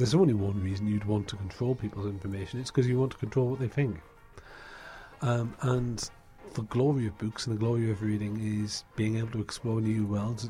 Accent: South Tyneside, North East England, United Kingdom; I used to walk down to South Tyneside Library, because I'm a Geordie

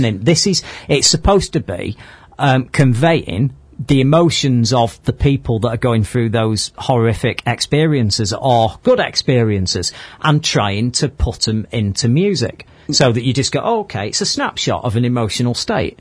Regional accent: Manchester, North West England, United Kingdom; we're from Manchester.

